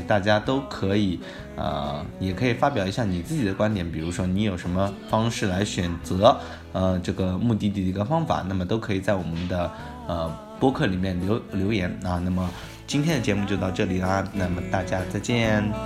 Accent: China; 我们中国人

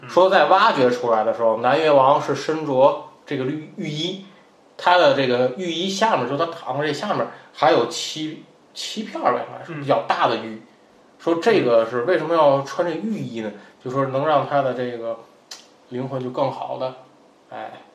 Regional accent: northern China, China; 作为一个北方人，不是那么的适应

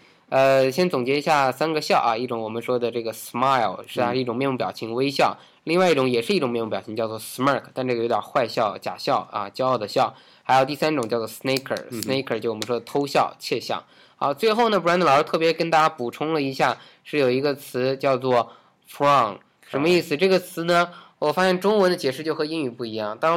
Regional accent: China; 就我们中国人

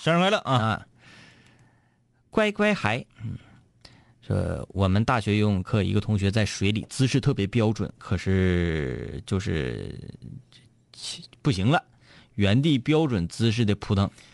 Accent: Fushun, Liaoning, China; 抚顺是我老家

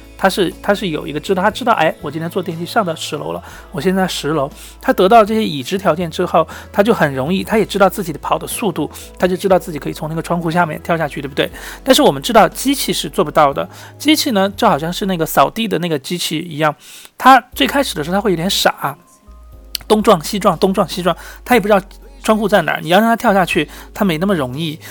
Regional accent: Sichuan, China; moved away; 我是四川人，我很喜欢打麻将。那么在虽然在国外，但是也很想打麻将

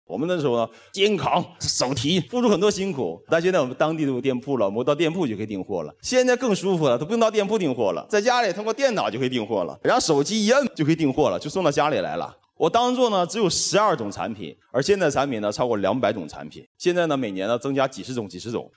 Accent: China; 我们中国人

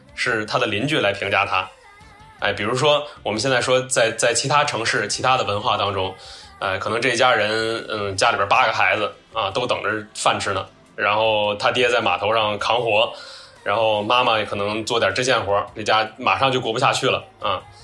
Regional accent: Tianjin, China; 我作为一个这个天津土生土长的大小伙子

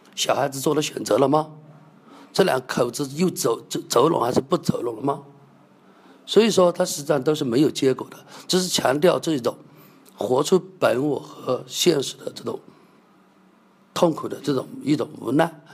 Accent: China; 我们中国人

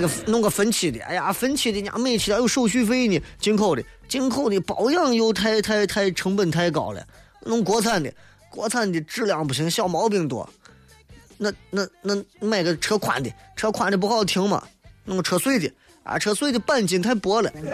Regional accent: Shaanxi, China; 我们陕西人是得见啥问啥

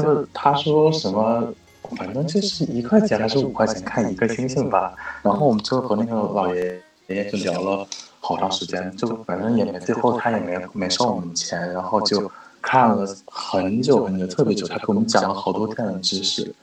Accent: Beijing, China; 我是北京的

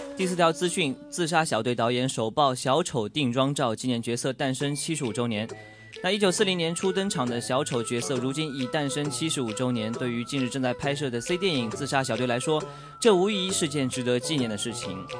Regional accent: Ningbo, Zhejiang, China; 它的取景地就是在我的家乡宁波

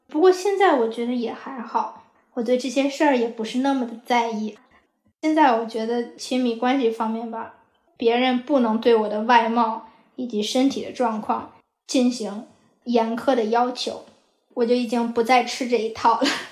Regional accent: Hebei, China; moved away as an adult; now in Los Angeles, United States; 我是河北人。 我从一零年的时候来美国读本科

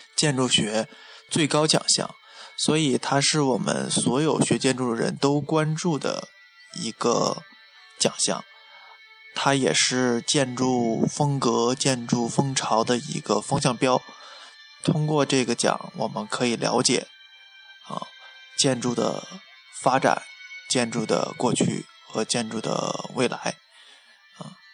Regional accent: China; 我们中国人

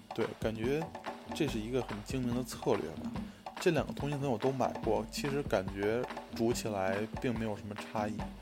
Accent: Beijing, China; moved away as an adult; now in United States; 我作为一个北京人，在二十多年里边吃涮肉的一些经历和经验

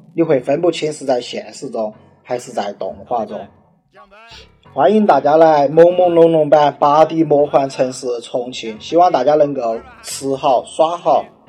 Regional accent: Xishuangbanna, Yunnan, China; 我来自云南的西双版纳

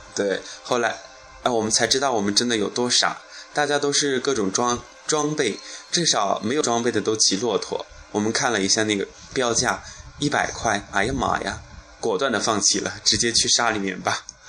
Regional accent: southern China, China; 来到敦煌之后呢，就告别了我是南方人的这种生活习性

